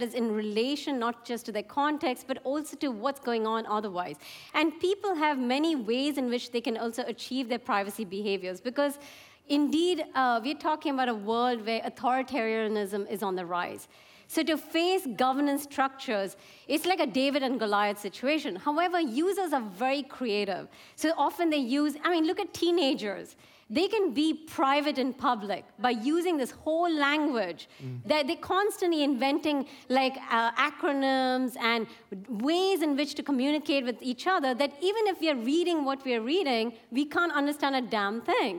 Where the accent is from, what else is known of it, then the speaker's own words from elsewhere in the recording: India; I come from India